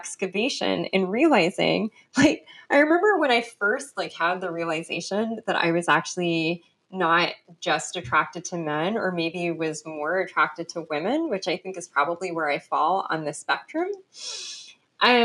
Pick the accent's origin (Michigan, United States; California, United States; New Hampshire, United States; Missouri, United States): California, United States; Los Angeles; accent: Los Angeles; also born or lived in London; all of my friends from high school can tell you we are definitely from